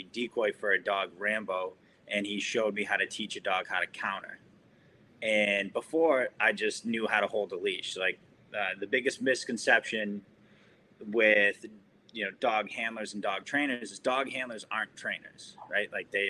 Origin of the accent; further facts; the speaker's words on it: Boston, Massachusetts, United States; I'm from Boston, Massachusetts.